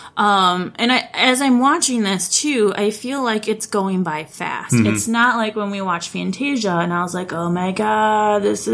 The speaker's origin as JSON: {"language": "English", "region": "Texas", "country": "United States", "tie": "born or raised there", "said": "I grew up in Texas and we learn all of those stories."}